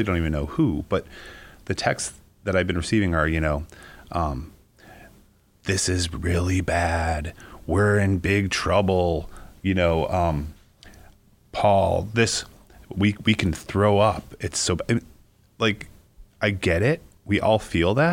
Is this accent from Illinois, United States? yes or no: yes; Chicago, Illinois, United States; born and raised in Chicago